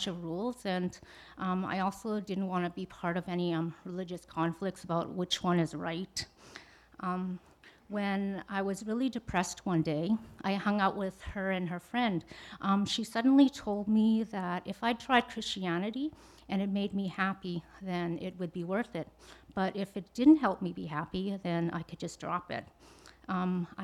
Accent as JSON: {"language": "English", "country": "Canada", "tie": "born or raised there", "also_born_or_lived": "Vietnam", "said": "I was born in Vietnam. I came to Canada when I was 4 years old"}